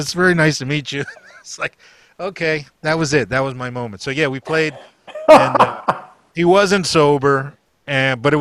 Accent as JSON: {"language": "English", "region": "Florida", "country": "United States", "said": "I'm from Florida"}